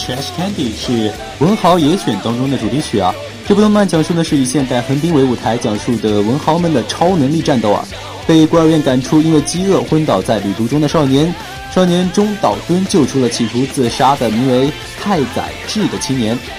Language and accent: Chinese; China; 我们中国人的观念